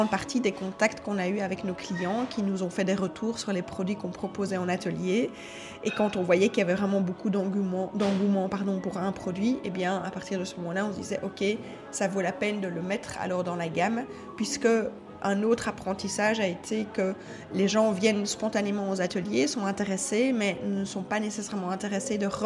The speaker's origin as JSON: {"language": "French", "town": "Charleroi", "region": "Wallonia", "country": "Belgium", "moved": "as an adult", "lives_now": "Brussels, Belgium", "said": "J'ai moi-même 48 ans, j'habite euh, à Bruxelles depuis une vingtaine d'années, mais à l'origine je suis de Charleroi."}